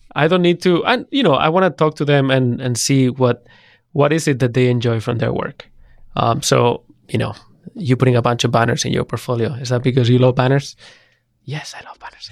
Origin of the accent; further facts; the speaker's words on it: Spain; moved away as an adult; also born or lived in United Kingdom / San Francisco; I'm from Spain